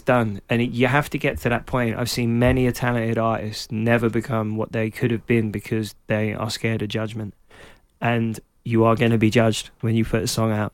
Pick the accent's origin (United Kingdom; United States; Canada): United Kingdom; London; because I was growing up in Clapton, in Hackney